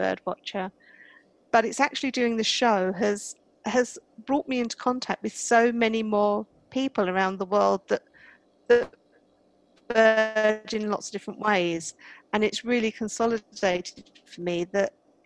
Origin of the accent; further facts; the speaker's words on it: United Kingdom; accent: British; I'm British, as you might be able to tell from my accent.